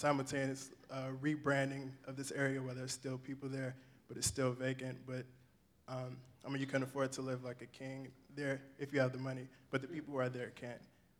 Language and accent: English; Detroit, Michigan, United States; I'm from Detroit